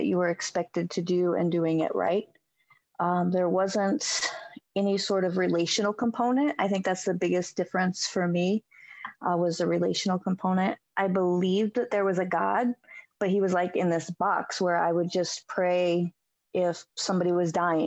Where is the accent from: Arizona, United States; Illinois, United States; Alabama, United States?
Illinois, United States; Springfield; I grew up in Springfield, Illinois